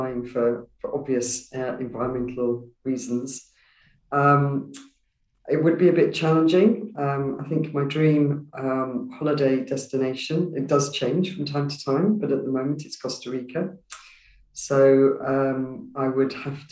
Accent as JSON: {"language": "English", "region": "London", "country": "United Kingdom", "tie": "born or raised there", "said": "I grew up in Walthamstow in East London, so quite an urban upbringing"}